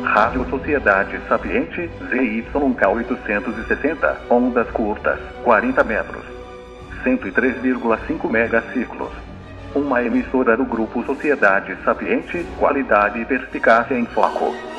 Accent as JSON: {"language": "Portuguese", "country": "Brazil", "tie": "born or raised there", "said": "Todos nós que fomos criados no Brasil"}